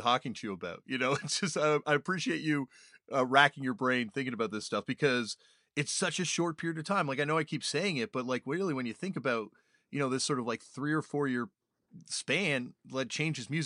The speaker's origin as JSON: {"language": "English", "town": "Toronto", "region": "Ontario", "country": "Canada", "tie": "born or raised there", "said": "a kid growing up in Toronto"}